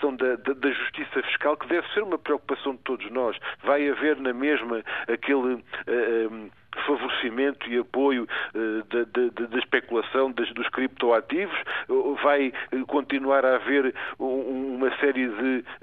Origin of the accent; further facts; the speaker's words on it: Portugal; nós todos, como portugueses